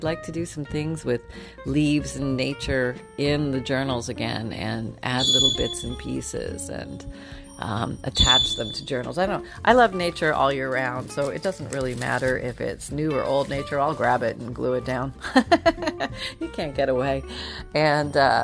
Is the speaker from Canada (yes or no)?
yes; Canada; moved away; growing up in Canada where we had snow